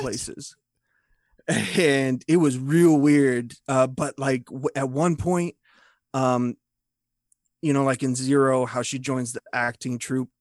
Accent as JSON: {"language": "English", "country": "United States", "said": "I'm an American dude"}